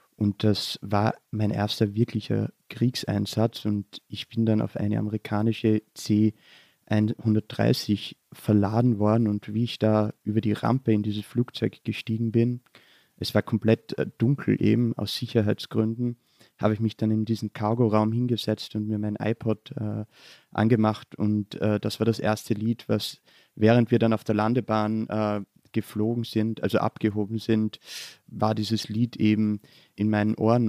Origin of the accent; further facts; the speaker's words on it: southern Styria, Austria; moved away as an adult; now in Vienna, Austria; Ich bin äh, in der Südsteiermark in Südösterreich aufgewachsen